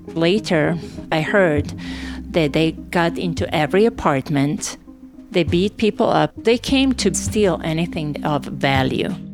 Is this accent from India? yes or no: no; Novi Sad, Vojvodina, Serbia; moved away as an adult; also born or lived in Sarajevo, Bosnia and Herzegovina; I am from Novi Sad. I'm going home.